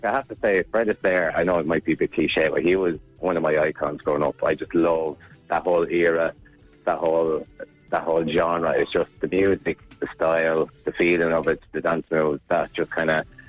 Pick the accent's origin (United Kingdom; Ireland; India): Ireland; Kilkenny, Leinster; when I was growing up in Kilkenny.